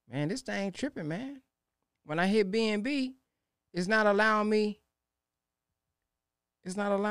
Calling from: Baton Rouge, Louisiana, United States; I'm calling from Baton Rouge, Louisiana.

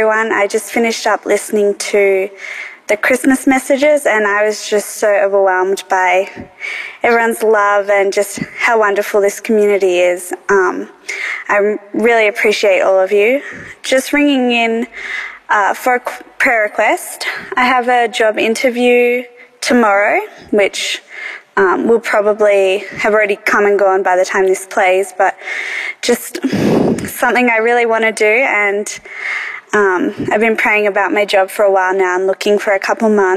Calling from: Melbourne, Victoria, Australia; I'm calling from Melbourne, Australia.

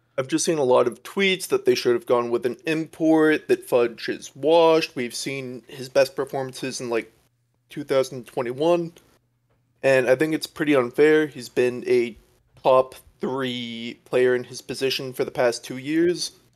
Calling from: California, United States; calling from California

